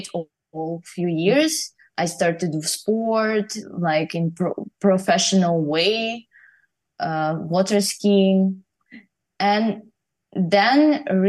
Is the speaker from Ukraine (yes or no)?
yes; Ukraine; moved away; I grew up in Ukraine